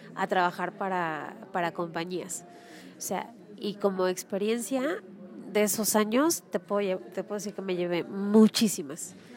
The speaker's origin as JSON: {"language": "Spanish", "country": "Mexico", "said": "soy mamá mexicana"}